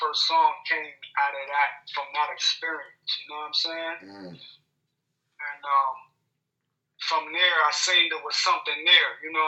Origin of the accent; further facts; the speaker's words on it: Pittsburgh, Pennsylvania, United States; Yeah, I'm Pittsburgh, PA.